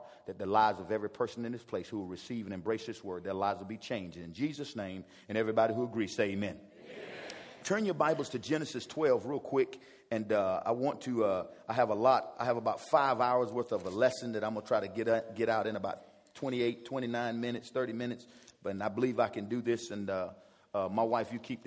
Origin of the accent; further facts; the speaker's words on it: South Carolina, United States; I'm a teacher from South Carolina.